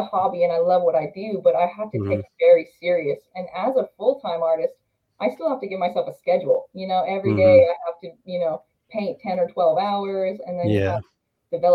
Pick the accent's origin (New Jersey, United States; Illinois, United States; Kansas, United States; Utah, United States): Utah, United States; moved away as an adult; now in North Carolina, United States; after I moved cross country, because I'm from Utah, I'm now in North Carolina